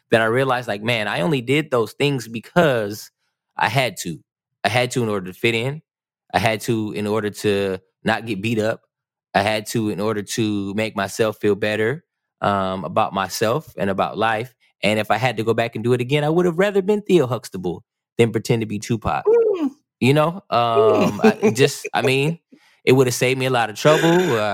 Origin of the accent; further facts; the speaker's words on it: California, United States; I'm from California.